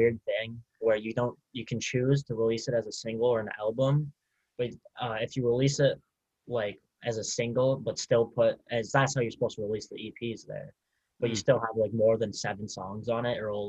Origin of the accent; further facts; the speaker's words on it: Northern Minnesota, United States; moved away; I'm from the sticks in Minnesota.